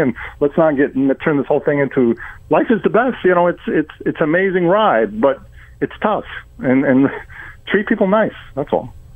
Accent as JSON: {"language": "English", "region": "New York", "country": "United States", "tie": "born or raised there", "moved": "as an adult", "lives_now": "Florida, United States"}